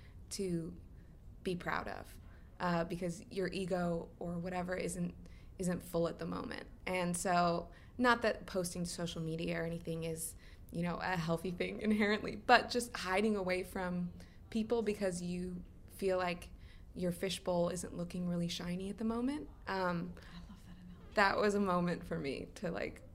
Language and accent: English; United States; moved away as an adult; being an American living overseas and like looking back at my homeland